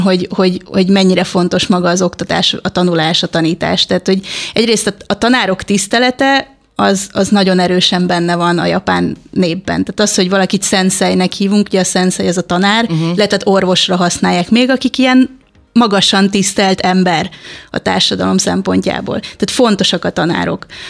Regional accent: Hungary; moved away; magyar vagyok elvileg

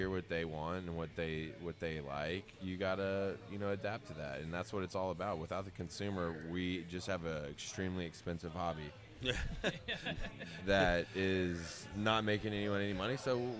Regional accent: Boston, Massachusetts, United States; now in Houston, United States; There was a point about 10 years ago where I stopped telling people I was from Boston and I started telling people I'm from Houston.

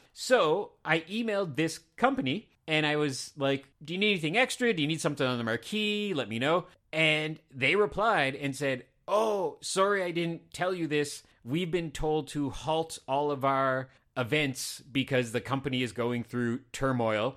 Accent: Canada; I'm Canadian

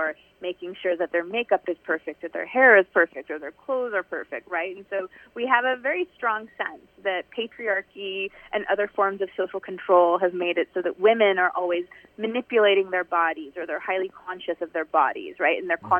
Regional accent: United States; now in Iran; they knew that I'm not from here. I'm American.

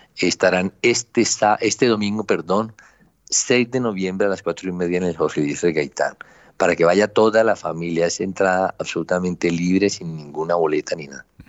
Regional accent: Colombia; Ese sancocho cultural somos nosotros, América Latina y Colombia

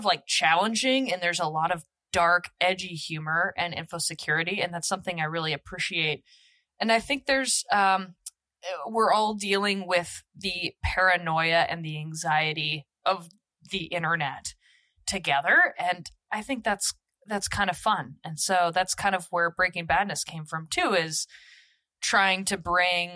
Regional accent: Beaverton, Oregon, United States; I grew up in Nike culture. I'm from Nike Town, Oregon, Beaverton, for the most part.

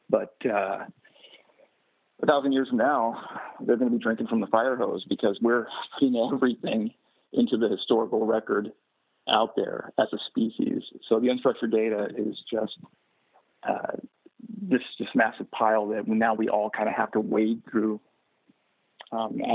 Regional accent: Texas, United States; I'm from Texas

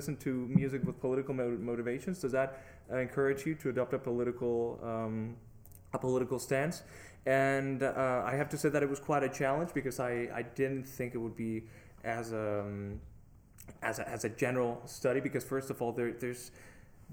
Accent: Mexico; I come from Mexico

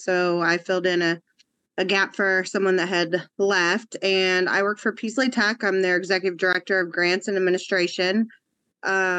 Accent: Baldwin City, Kansas, United States; now in Lawrence, United States; I was born in Baldwin

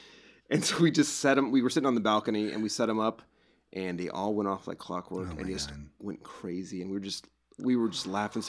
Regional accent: Oregon, United States; I mean, I come from Oregon, and we don't have...

